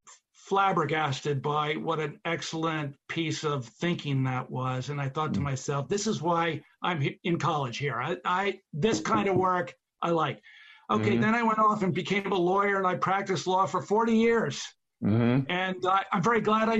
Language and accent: English; Philadelphia, Pennsylvania, United States; I grew up in Philadelphia